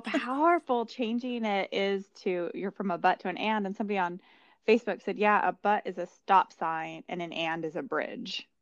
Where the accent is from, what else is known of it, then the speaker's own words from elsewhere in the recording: New Mexico, United States; we grew up in New Mexico